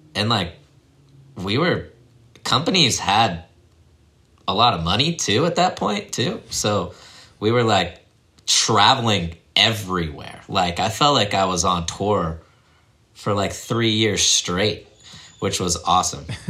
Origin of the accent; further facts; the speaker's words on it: Leavenworth, Kansas, United States; I grew up in Leavenworth, Kansas. It's about an hour outside of Kansas City. Um, that's like my dad was in the military, so we bounced around a lot when I was younger. But when I was like six or seven. We moved to Kansas, and that's where he retired